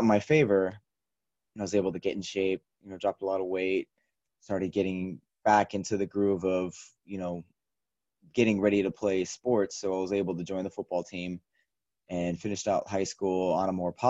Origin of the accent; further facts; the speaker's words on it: Shawnee, Kansas, United States; I'm originally from Kansas, grew up in a small suburb of Kansas City called Shawnee on the eastern part of the state